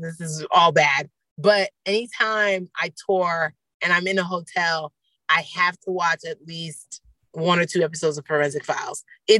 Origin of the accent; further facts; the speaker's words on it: Nigeria; I can observe it from being a Nigerian, like estate planning with white parents is probably very different than estate planning with Nigerian parents.